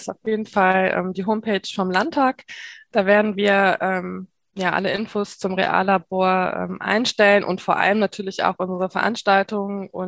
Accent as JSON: {"language": "German", "region": "North Rhine-Westphalia", "country": "Germany", "lives_now": "Mainz, Germany", "said": "Ich komme nämlich ursprünglich ähm, aus der Nähe von Köln, also bin auch mhm. Nordrhein-Westfalen, ähm, wohne jetzt aber schon seit vielen, vielen Jahren ähm, in Mainz."}